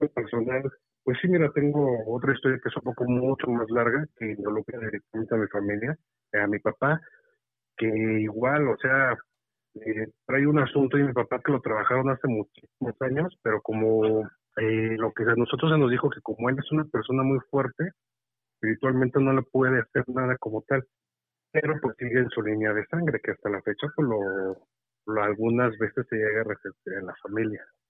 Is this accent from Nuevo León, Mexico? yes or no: no; Michoacán, Mexico; now in State of Mexico, Mexico; les hablo acá desde el Estado de México. Yo soy de allá de Michoacán.